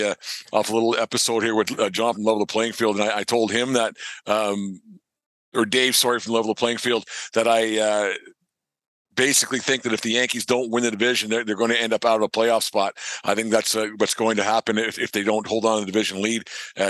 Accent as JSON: {"language": "English", "region": "Southern Alberta", "country": "Canada", "tie": "born or raised there", "said": "where I grew up in Southern Alberta"}